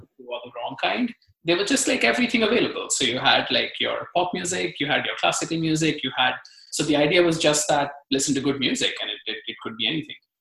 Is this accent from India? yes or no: yes; Mumbai, Maharashtra, India; moved away as an adult; now in United States; I, I grew up in Mumbai